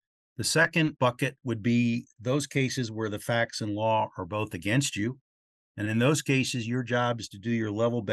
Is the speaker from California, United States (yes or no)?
no; Baltimore, Maryland, United States; my hometown of Baltimore